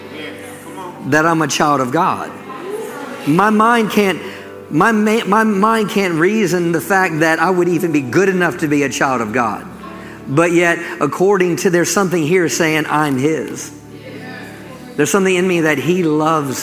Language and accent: English; Maryland, United States; also born or lived in St. Michaels, Maryland; Growing up in Maryland, I live close to the beach.